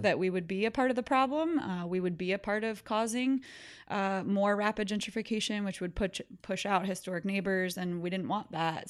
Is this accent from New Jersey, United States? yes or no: yes; New Jersey, United States; moved away as an adult; also born or lived in California / Charlottesville, Virginia; now in Richmond, United States; I was born in California, but grew up in New Jersey. Was there through high school